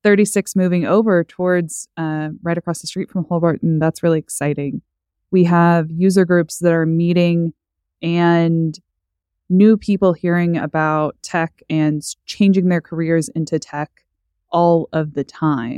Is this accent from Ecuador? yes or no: no; Owasso, Oklahoma, United States; also born or lived in Stillwater, Oklahoma; now in Tulsa, United States; I grew up in Owasso, so Tulsa County